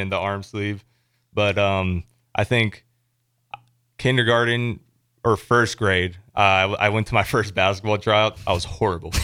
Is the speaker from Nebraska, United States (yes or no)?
yes; Elkhorn, Nebraska, United States; I'm from Elkhorn, Nebraska, um, for people who don't know, it's a suburb of Omaha